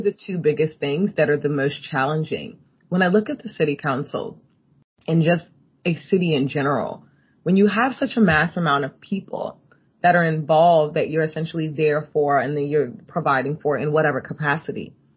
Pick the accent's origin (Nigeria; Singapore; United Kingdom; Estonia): Nigeria; moved away; I grew up partly in Nigeria